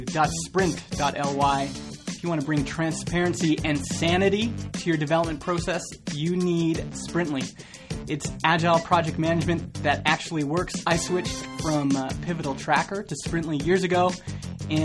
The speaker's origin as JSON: {"language": "English", "country": "Canada", "tie": "born or raised there", "accent": "Southern American accent plus like a Northern Canadian accent", "said": "because I'm Canadian. I'm born in Canada."}